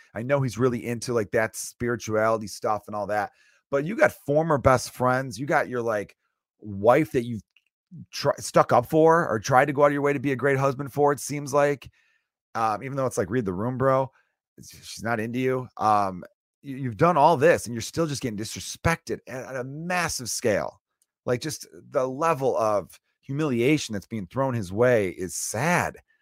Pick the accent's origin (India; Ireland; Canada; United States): United States; I'm American